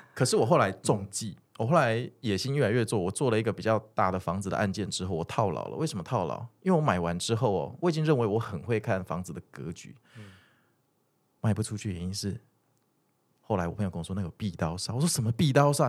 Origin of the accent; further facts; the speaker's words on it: Kaohsiung, Taiwan; moved away as an adult; also born or lived in Zhonghe, New Taipei; 我是高雄人